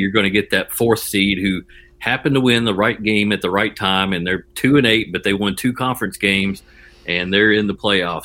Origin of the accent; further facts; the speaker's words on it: Jackson, Tennessee, United States; I grew up in West Tennessee, kind of around the Jackson, Tennessee area, and I moved to East Tennessee around 1997 to go to school at UT